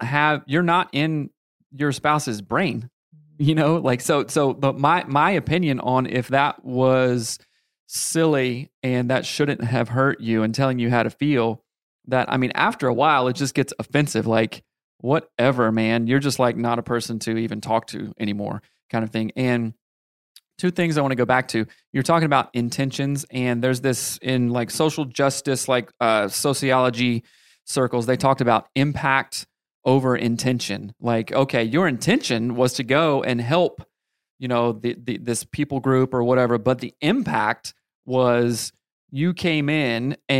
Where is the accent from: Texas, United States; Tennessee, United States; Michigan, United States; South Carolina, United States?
South Carolina, United States; I was raised in the Bible Belt